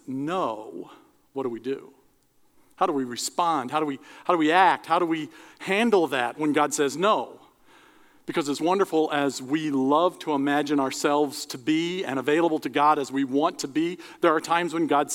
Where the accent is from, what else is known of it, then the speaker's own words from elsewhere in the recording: Cleveland, Ohio, United States; When I was a kid growing up, I grew up in the Cleveland area